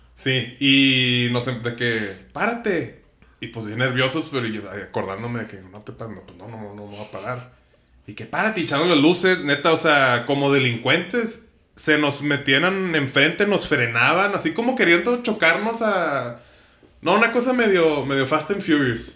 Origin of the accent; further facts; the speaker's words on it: Ciudad Juárez, Chihuahua, Mexico; yo soy de Ciudad Juárez